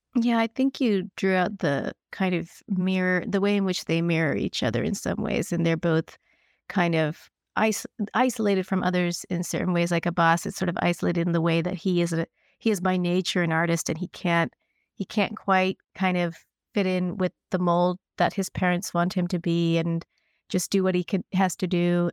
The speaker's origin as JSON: {"language": "English", "region": "Kentucky", "country": "United States", "tie": "born or raised there", "said": "I grew up in Kentucky, and my parents were from Kerala"}